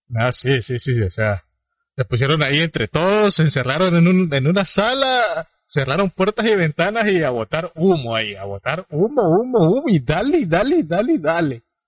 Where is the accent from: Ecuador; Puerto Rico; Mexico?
Ecuador; Ambos somos ecuatorianos